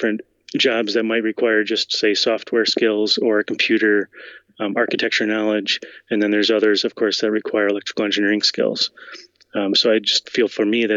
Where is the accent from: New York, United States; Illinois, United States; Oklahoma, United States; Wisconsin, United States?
Wisconsin, United States; born and raised in Wisconsin